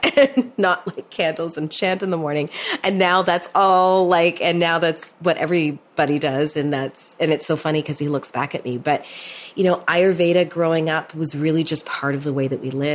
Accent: Toronto, Ontario, Canada; I was born in Toronto

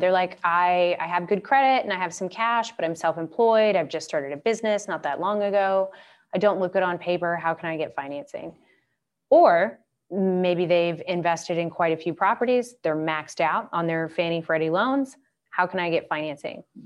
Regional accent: Atlanta, Georgia, United States; moved away; I grew up in Atlanta

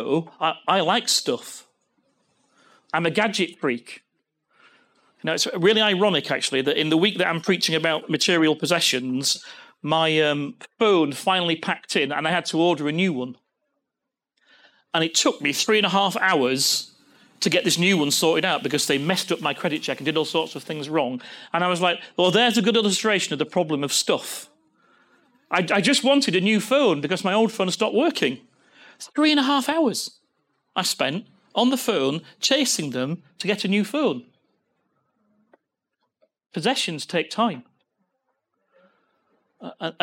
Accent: Leeds, Yorkshire and the Humber, United Kingdom; accent: northern; what a northern man I am by saying, by me sen. I'm from Leeds.

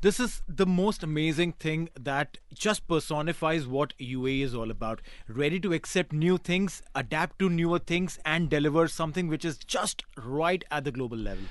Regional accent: India; moved away; growing up in India

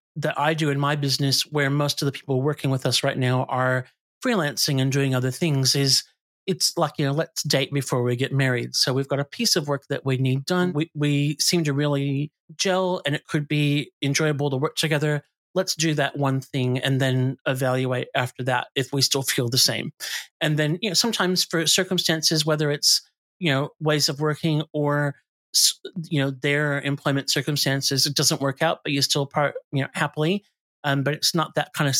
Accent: United States; now in Australia; I come from the US

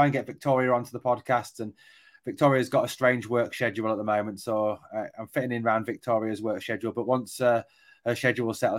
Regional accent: England, United Kingdom; I am English

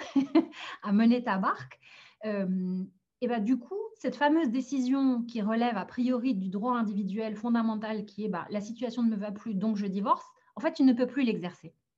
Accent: France; also born or lived in Algeria; je suis née en Algérie, mais j'ai grandi et j'ai grandi en France

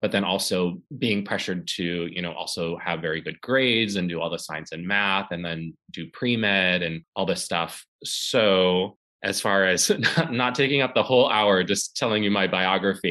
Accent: St. Louis, Missouri, United States; now in New York, United States; I am from St. Louis, Missouri. Grew up doing, you know, like arts and stuff.

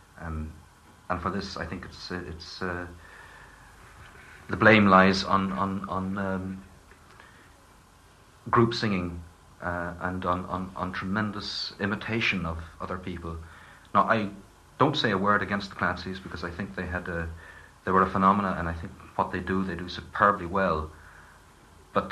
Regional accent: East County Down, Northern Ireland, United Kingdom; born or raised there

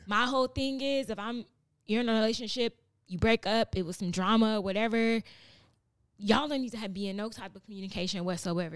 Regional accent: Chicago, Illinois, United States; now in Los Angeles, United States; I'm from, I grew up in Chatham, in Chicago

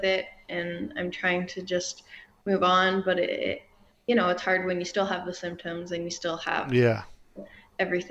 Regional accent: Oakville, Ontario, Canada; I was born in Oakville

